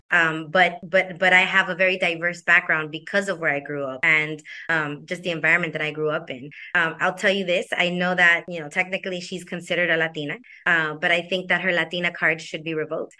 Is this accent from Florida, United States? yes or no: yes; Hialeah, Florida, United States; I was born and raised in Hialeah